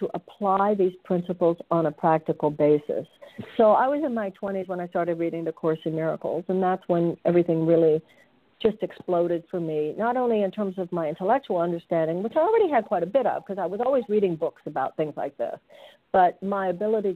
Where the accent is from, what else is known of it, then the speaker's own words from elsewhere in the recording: Houston, Texas, United States; moved away as an adult; now in California, United States; I was born and raised in Houston